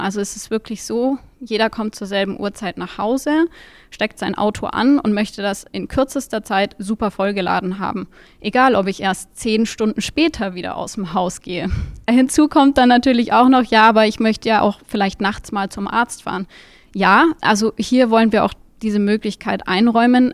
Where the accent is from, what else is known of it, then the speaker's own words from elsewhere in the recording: Munich, Bavaria, Germany; ich komme aus München